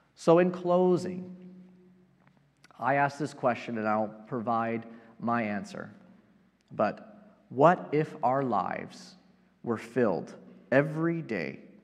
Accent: Yorba Linda, California, United States; also born or lived in Placentia, California; I grew up in Southern California and uh, spent uh, most of my childhood and high school years here in Placentia, living in Yorba Linda

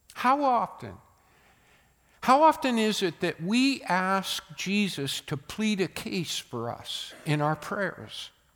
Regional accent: United States; born in America

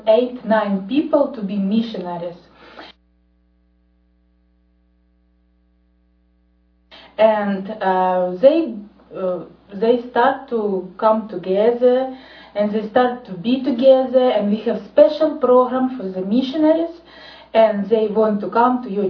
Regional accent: Ukraine; I'm from Ukraine.

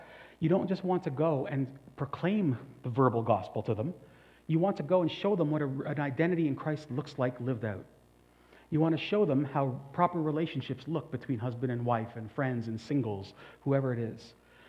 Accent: Canada; now in China; I must never forget that I am a Canadian in China, functioning to forward the benefits or forward the policies of Canada. And so I am as Chinese as I can be, but never forgetting I'm actually a citizen of Canada, right?

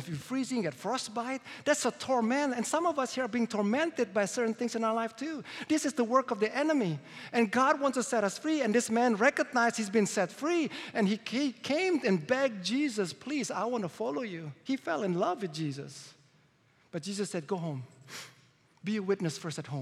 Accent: Indonesia; moved away; I was born in Indonesia. And as a Chinese, I was discriminated.

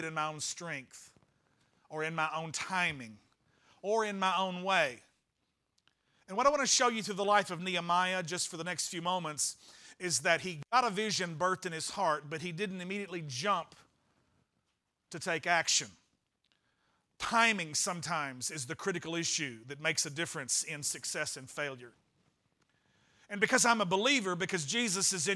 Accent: Arkansas, United States; Now we're from Arkansas

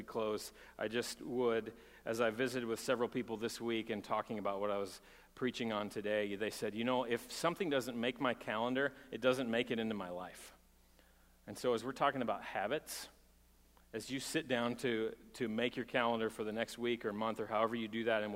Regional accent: Texas, United States; moved away; I'm from Texas

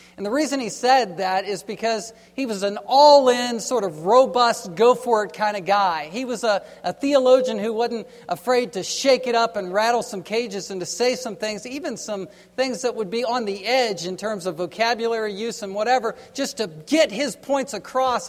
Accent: East Coast, United States; I grew up on the East Coast

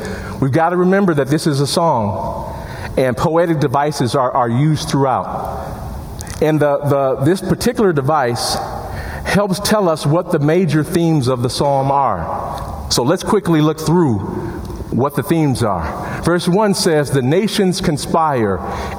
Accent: Chicago, Illinois, United States; now in Madison, United States; my hometown of Chicago

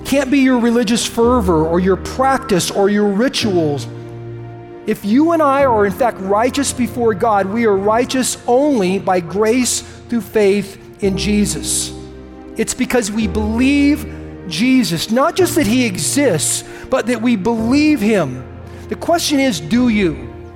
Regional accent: United States; I love the fact that I'm an American. I love my country

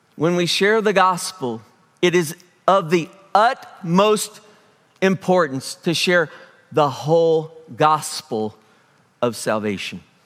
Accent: Springfield, United States; I am from Springfield, grew up here in Springfield

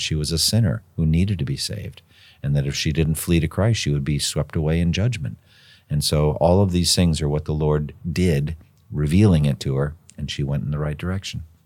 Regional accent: Massachusetts, United States; My home state is the state of Massachusetts

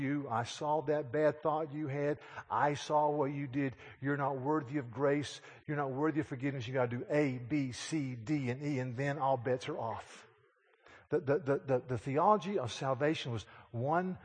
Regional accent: Yadkin County, North Carolina, United States; I was in my hometown of Yadkin County, North Carolina

